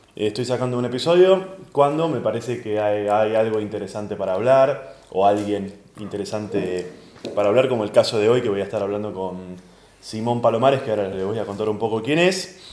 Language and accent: Spanish; Argentina; como comediante argentino